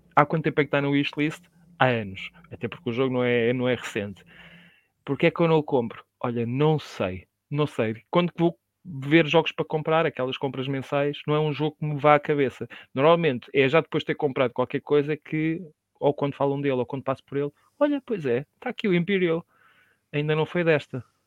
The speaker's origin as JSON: {"language": "Portuguese", "country": "Portugal", "said": "sou português"}